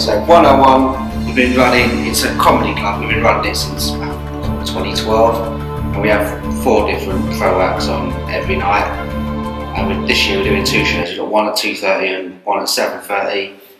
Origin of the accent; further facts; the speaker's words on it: Dagenham, London, United Kingdom; I'm originally from Dagenham in Essex.